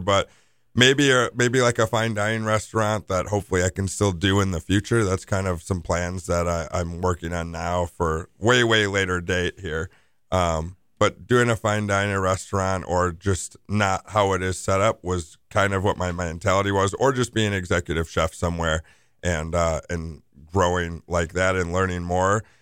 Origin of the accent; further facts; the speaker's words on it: Milwaukee, Wisconsin, United States; I'm born and raised in Bayview